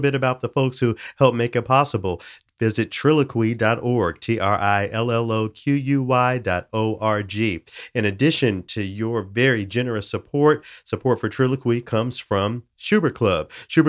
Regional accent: the South, United States; You know, I'm from the South.

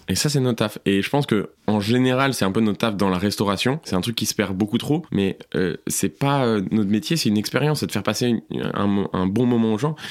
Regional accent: southern France, France; moved away as an adult; also born or lived in Paris area / United States / Montreal; now in Brussels, Belgium; Je suis parti dans le sud de la France. J'ai grandi la plupart de ma vie là-bas. Donc, je pense de mes 5, 6 à mes 18 ans.

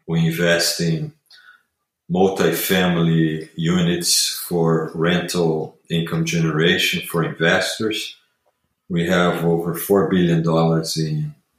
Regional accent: Rio de Janeiro, Brazil; moved away as an adult; So I am originally from Brazil. I grew up there in Rio.

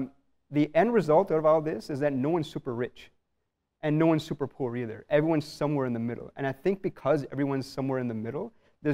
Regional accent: Canada; so I'm born and raised in Canada. But from a very young age, and I'm really thankful that my parents did this. From a very young age, every year, every 2 years, I'd go back to India.

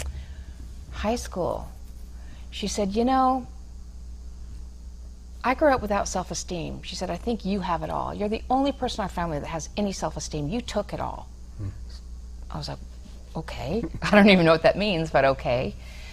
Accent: Reno, Nevada, United States; also born or lived in Elizabeth, New Jersey; I was born in Elizabeth, New Jersey, grew up in Reno

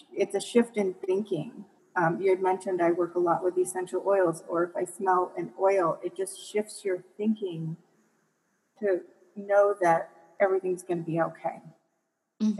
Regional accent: Michigan, United States; now in Colorado, United States; I live in Colorado, so our hills are a little bit bigger than um, when I grew up in Michigan.

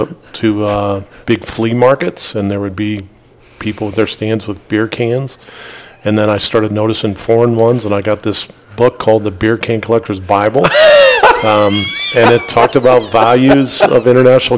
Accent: Canton, Ohio, United States; moved away as an adult; also born or lived in Columbus, Ohio / Jefferson City, Missouri; now in Kansas City, United States; I grew up in Canton, Ohio, small little town south of Cleveland

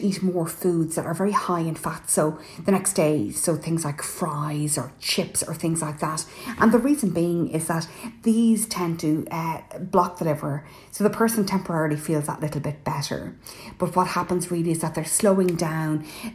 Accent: Ireland; I'm …

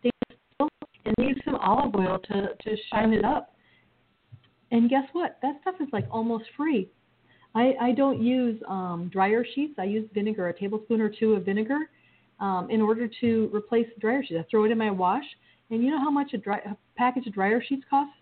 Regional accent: Michigan, United States; now in Arizona, United States; I grew up in Michigan

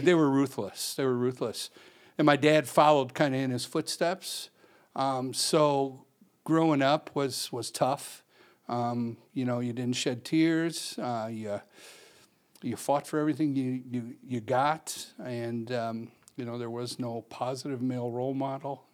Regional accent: Chicago, Illinois, United States; born and raised in Chicago

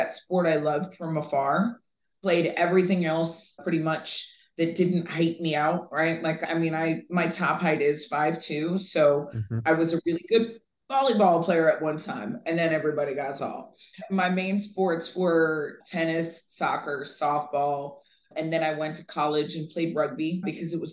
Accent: Vero Beach, Florida, United States; I grew up in Vero Beach, Florida

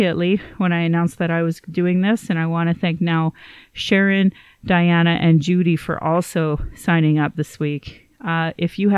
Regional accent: Calgary, Alberta, Canada; I was born in Calgary

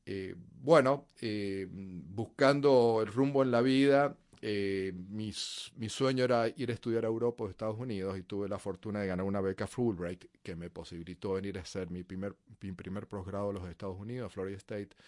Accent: Mendoza, Argentina; nací en Argentina, en Mendoza, en las montañas cerca de la frontera con Chile. Y eh, es un desierto eh, y una ciudad bastante conservadora. Y mm, bueno, fue donde crecí.

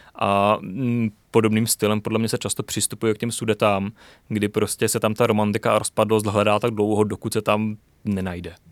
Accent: Ostrava, Moravian-Silesian Region, Czechia; já nejsem ze sudety, já jsem z Ostravy

